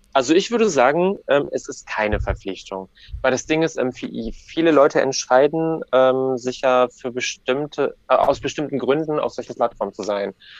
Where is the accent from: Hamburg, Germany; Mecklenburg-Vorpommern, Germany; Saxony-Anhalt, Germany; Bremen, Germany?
Mecklenburg-Vorpommern, Germany; Ribnitz-Damgarten; Ich bin in Ribnitz-Dammgarten geboren